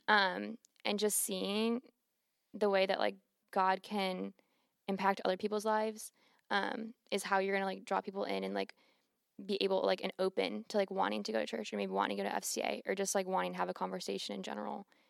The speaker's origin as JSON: {"language": "English", "town": "Cleveland", "region": "Ohio", "country": "United States", "tie": "born or raised there", "moved": "as an adult", "lives_now": "Clemson, United States", "said": "I'm from Cleveland, Ohio, and, um, like, growing up and, like, where I'm from, like, faith wasn't really"}